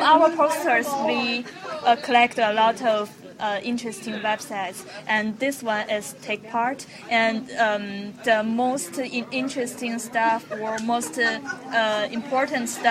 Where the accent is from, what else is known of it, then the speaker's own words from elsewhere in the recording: China; now in Chicago, United States; I went back to China